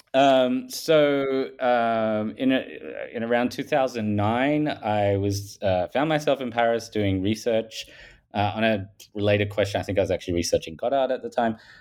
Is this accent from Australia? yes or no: yes; Australia; accent: Paul Hogan style; I'm from Australia, if people haven't picked that up from my, um, Paul Hogan style accent